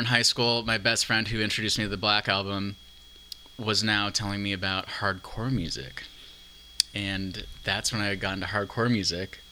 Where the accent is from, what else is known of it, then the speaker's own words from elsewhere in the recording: Santa Barbara, California, United States; I grew up in Santa Barbara